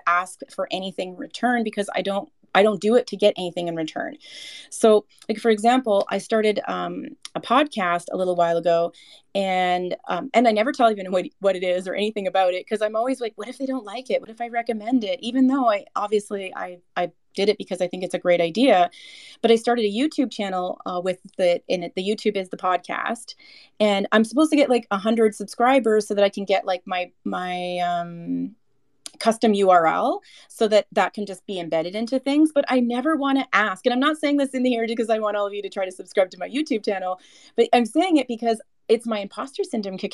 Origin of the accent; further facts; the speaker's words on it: Canada; I'm Canadian